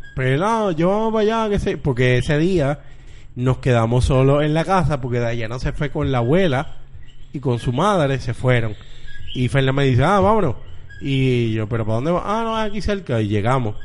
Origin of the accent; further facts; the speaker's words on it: Bayamón, Puerto Rico; now in Carolina, Puerto Rico; yo soy de Bayamón